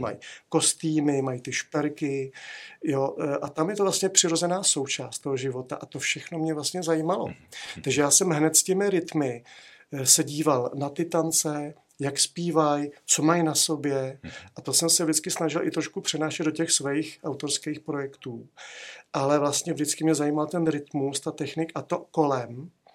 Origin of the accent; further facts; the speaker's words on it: Prague, Czechia; já jsem vyrůstal na Ořechovce, tam byly kurty